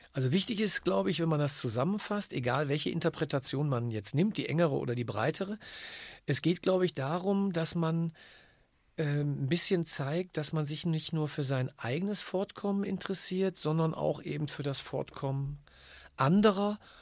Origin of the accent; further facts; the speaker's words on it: Germany; bei uns in Deutschland